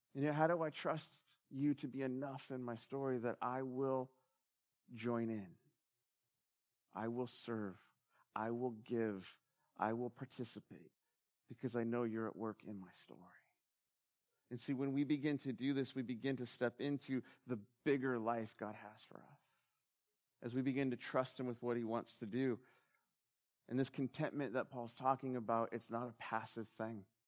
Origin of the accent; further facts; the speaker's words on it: United States; I'm an American.